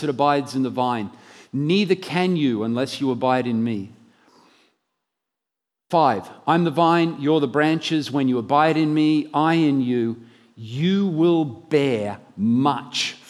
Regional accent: Brisbane, Queensland, Australia; moved away as an adult; I'm from Brisbane originally, but I haven't moved many years ago in the mid-80s and have been living elsewhere where they don't talk proper

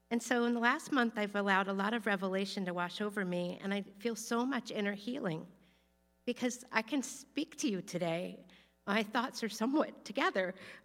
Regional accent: Florida, United States; I thought that I only got in because I was from Florida and a woman, and maybe because some relatives had gone there.

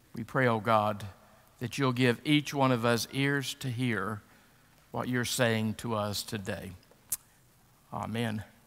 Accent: United States

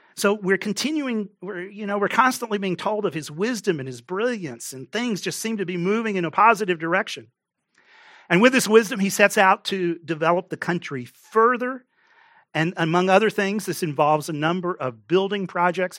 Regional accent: Texas, United States; moved away; I grew up in Texas

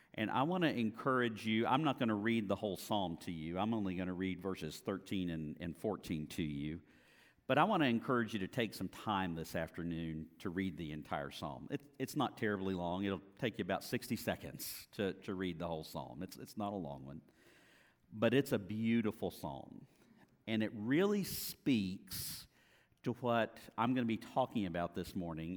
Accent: Apopka, Florida, United States; also born or lived in Jacksonville area; now in Jacksonville, United States; grew up in Apopka, graduated from Apopka High School

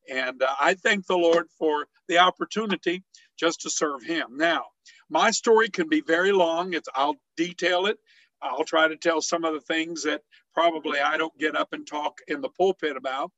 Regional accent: Herrin, Illinois, United States; moved away; I am originally from Southern Illinois, a little town called Heron, Illinois. And this is an area that is coal mining country.

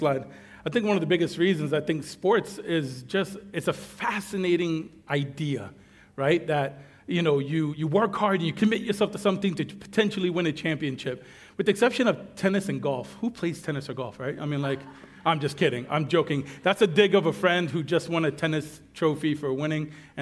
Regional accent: New York, United States; now in Guam; I'm a New Yorker by trade

